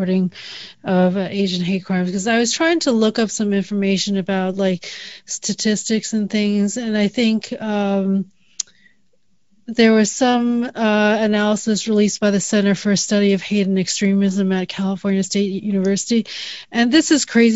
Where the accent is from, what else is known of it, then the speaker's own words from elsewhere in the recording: Canada; I grew up in Canada